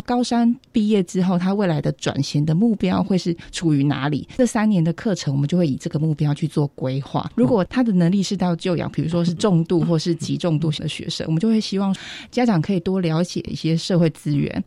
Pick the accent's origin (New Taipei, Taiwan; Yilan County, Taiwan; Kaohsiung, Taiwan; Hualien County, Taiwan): Hualien County, Taiwan; 我也是花莲人